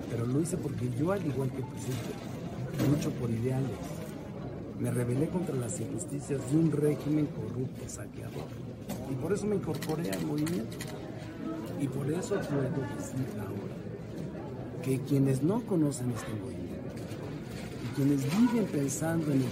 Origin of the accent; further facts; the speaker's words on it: Mexico; como buen mexicano